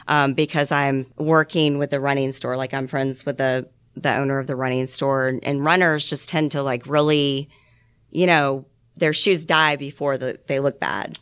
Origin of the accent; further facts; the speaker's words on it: Georgia, United States; also born or lived in Columbus, Ohio / Stone Mountain, Georgia / Lawrenceville, Georgia; I was born in Atlanta, Georgia, and I grew up in Stone Mountain. And then um, in second grade, we moved up to Columbus, Ohio. I lived there until sixth grade and I moved back down to Lawrenceville, Georgia.